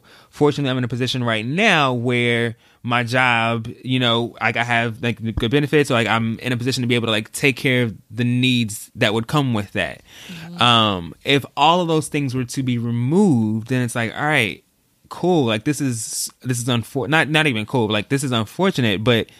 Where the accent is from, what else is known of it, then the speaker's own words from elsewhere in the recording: Texas, United States; also born or lived in St. Louis; I was born in St. Louis. So we moved from Missouri to Texas